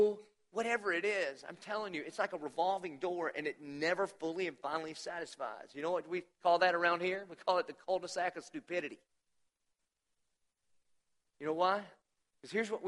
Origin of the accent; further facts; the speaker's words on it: the South, United States; it's by his sovereignty I was born in the South